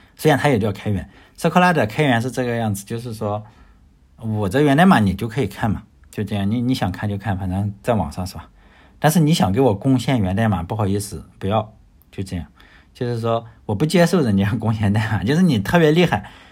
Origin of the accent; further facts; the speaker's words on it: China; 我也是来自中国的